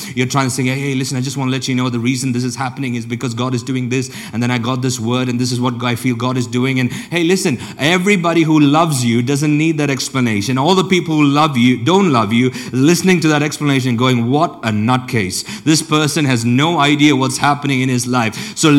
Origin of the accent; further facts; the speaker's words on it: India; also born or lived in Africa; now in Europe; I grew up and spent most of my childhood either in India or in Africa